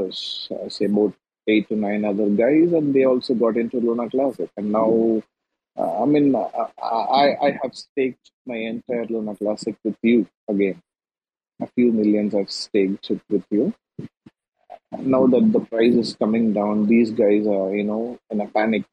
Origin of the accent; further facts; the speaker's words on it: India; I'm an Indian